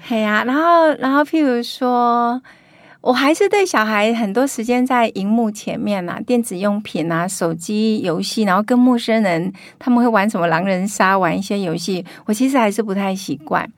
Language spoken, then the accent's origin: Chinese; Huwei, Yunlin County, Taiwan; moved away; 我在乡下长大